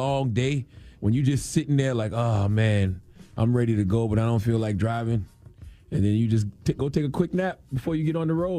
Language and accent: English; Moncks Corner, South Carolina, United States; because the Braves used to always be on TV growing up in Monk's Corner, South Carolina.